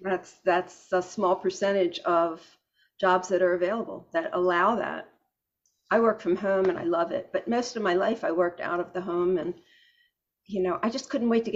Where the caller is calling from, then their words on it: Florida, United States; South Florida, yeah.